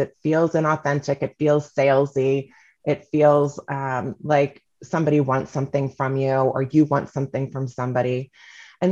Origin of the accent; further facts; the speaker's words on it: Kansas City, Missouri, United States; also born or lived in Northampton, Massachusetts / New York; I'm from Kansas City, born and raised